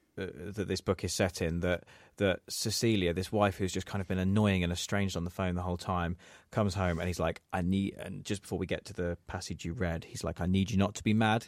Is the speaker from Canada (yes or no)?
no; England, United Kingdom; we say as English people